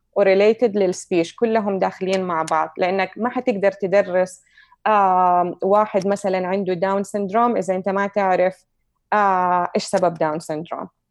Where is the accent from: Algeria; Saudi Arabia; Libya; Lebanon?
Saudi Arabia; now in United States; عندنا في السعوديه